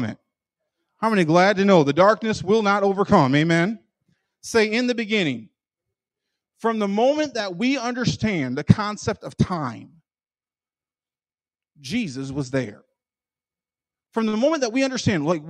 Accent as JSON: {"language": "English", "region": "Michigan", "country": "United States", "said": "I'm from Michigan"}